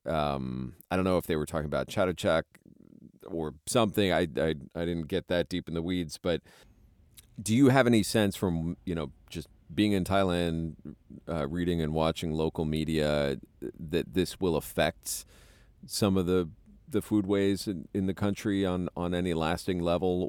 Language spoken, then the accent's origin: English; United States; as an American